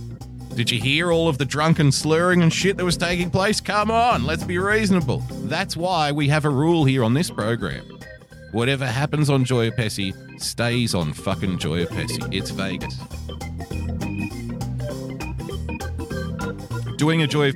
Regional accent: Australia; as an Australian

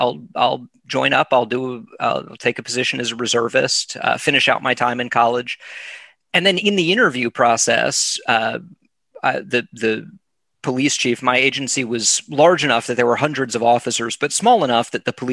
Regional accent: South Florida, United States; moved away; also born or lived in California / Tallahassee, Florida / Boston; I was born in California. I have no memories of it. My parents moved to South Florida before I was two, or right around the time I was two. Mm-hmm. So I grew up in South Florida.

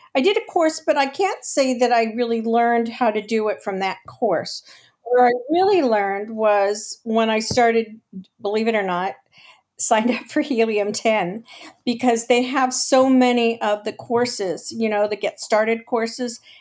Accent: Los Angeles, California, United States; now in San Diego, United States; I was actually born and raised in Los Angeles.

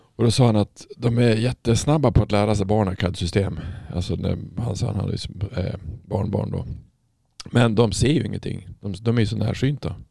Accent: Norrland, Sweden; moved away; när jag växte upp så alltså i Norrland är det ju inte så jädra ljust

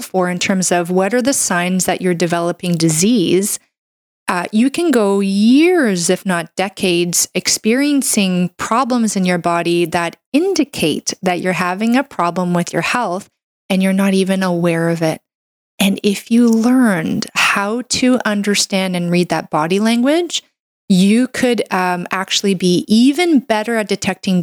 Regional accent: Canada; I'm a Canadian medical doctor

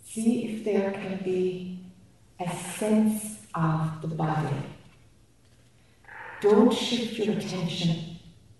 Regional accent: Ireland; accent: Irish; my Irish accent.

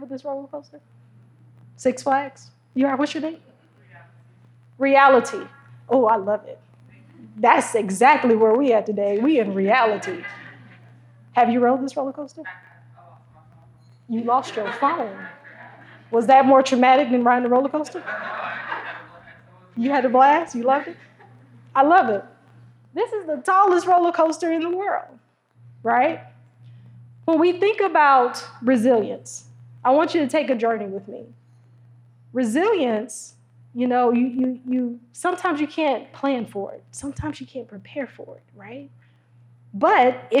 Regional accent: Detroit, Michigan, United States; I'm from Detroit

